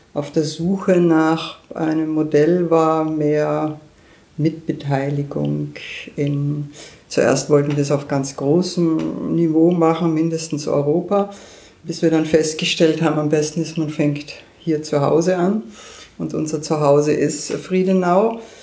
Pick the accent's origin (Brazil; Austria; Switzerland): Austria; now in Berlin, Germany; als Österreicherin